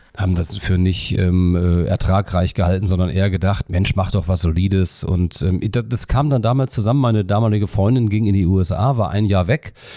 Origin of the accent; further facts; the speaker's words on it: Melle, Lower Saxony, Germany; moved away as an adult; also born or lived in Cologne; ich bin ja in einer niedersächsischen Kleinstadt groß geworden in Melle und da bei Osnabrück